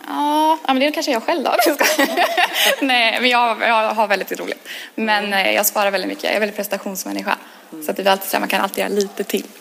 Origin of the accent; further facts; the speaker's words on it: Gothenburg, Västra Götaland, Sweden; jag är från Göteborg